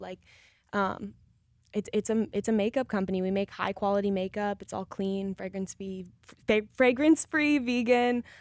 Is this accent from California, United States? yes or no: no; Colorado, United States; I'm from Colorado